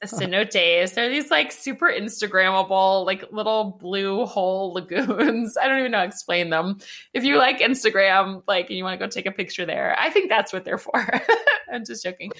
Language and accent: English; Atlanta, Georgia, United States; I'm from Atlanta.